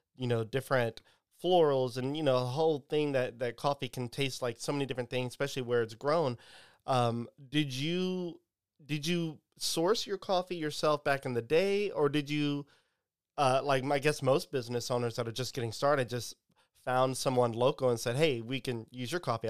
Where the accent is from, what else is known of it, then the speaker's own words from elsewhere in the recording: Pine Prairie, Louisiana, United States; I grew up in Pine Prairie, Turkey Creek